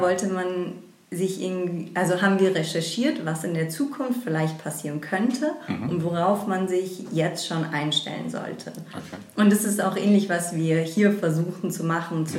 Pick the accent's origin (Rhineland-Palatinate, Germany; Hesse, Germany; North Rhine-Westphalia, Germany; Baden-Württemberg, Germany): Hesse, Germany; Frankfurt; also born or lived in England; wieder in meine Heimatstadt Frankfurt zurückgekommen